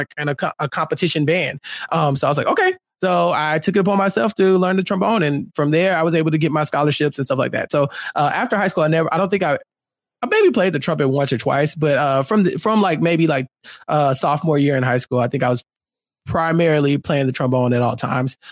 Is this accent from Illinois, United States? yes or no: no; Texas, United States; I'm from Texas